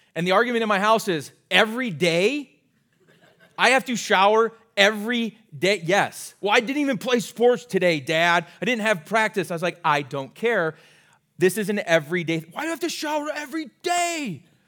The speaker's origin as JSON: {"language": "English", "region": "Iowa", "country": "United States", "tie": "born or raised there", "moved": "as an adult", "lives_now": "Minnesota, United States", "said": "I grew up in Iowa"}